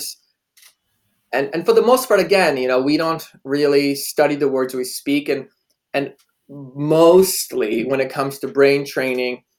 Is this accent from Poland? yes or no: yes; Poland; moved away; I was born in Poland